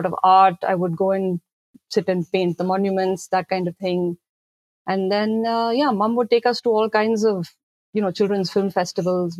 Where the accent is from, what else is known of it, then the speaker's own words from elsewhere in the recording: Delhi, India; now in Noida, India; I grew up in Delhi, and I live now in a suburb in the neighboring state of Uttar Pradesh. So I live in Noida